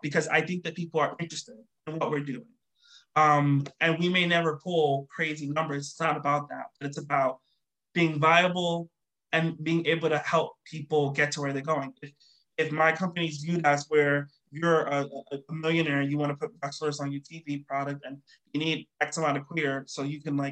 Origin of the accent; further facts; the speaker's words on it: New York City, New York, United States; I'm from New York.